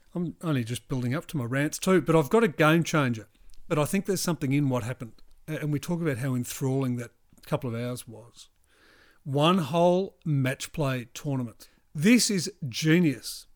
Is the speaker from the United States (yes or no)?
no; New Zealand; I'm from New Zealand